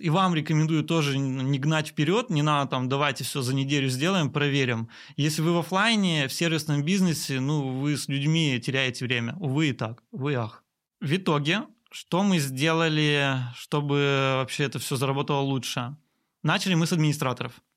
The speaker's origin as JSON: {"language": "Russian", "town": "Perm", "region": "Perm Krai", "country": "Russia", "tie": "born or raised there", "said": "три автосервиса в моем родном городе Перми"}